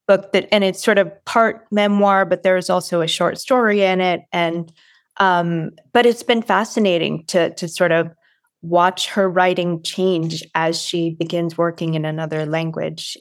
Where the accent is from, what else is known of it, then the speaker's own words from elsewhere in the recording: Watertown, Massachusetts, United States; I'm from Watertown, Massachusetts